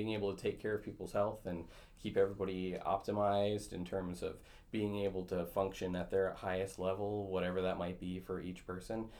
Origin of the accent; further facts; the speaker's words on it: Battle Lake, Minnesota, United States; also born or lived in Twin Cities, Minnesota / Duluth, Minnesota / Rochester, Minnesota; I grew up in Battle Lake, Minnesota, born and raised, went there K through 12